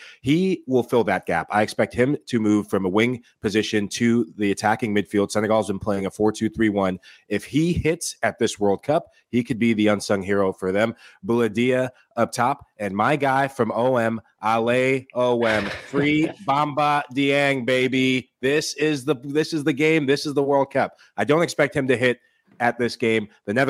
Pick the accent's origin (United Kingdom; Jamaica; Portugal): United Kingdom; Surely it's going to be British. I'm British, Pickford, for sure.